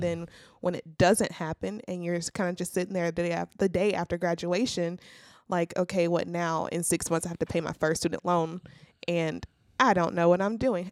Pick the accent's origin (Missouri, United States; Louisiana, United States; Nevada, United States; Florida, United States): Louisiana, United States; Zachary; moved away as an adult; also born or lived in Alexandria, Louisiana; I'm from Zachary, Louisiana